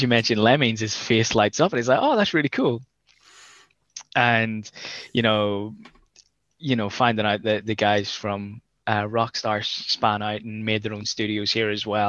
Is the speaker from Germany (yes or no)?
no; Ireland; moved away as an adult; now in Scotland, United Kingdom; I'm from Ireland